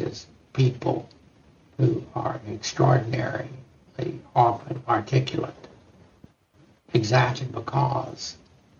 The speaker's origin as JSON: {"language": "English", "region": "Texas", "country": "United States", "tie": "born or raised there", "said": "growing up in Texas"}